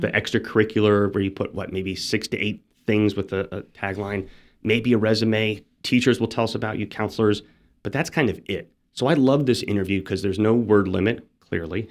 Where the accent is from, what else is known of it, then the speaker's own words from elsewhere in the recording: Phoenix, Arizona, United States; moved away; I'm from Phoenix, Arizona